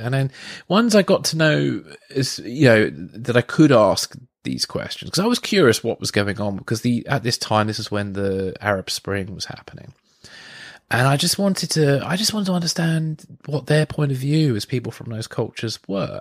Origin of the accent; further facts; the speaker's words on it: Guildford, South East England, United Kingdom; when I was living in Guildford, um, and I did some f- freelance film work. Um, at the Surrey University